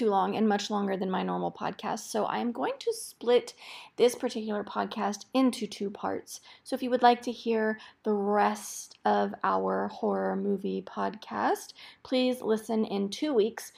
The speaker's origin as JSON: {"language": "English", "area": "the Northwest", "region": "Pacific Northwest", "country": "United States", "tie": "born or raised there", "moved": "yes", "said": "I grew up in the Northwest"}